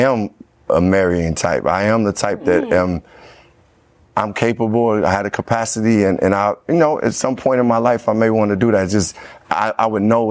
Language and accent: English; Chicago, Illinois, United States; where I grew up in Chicago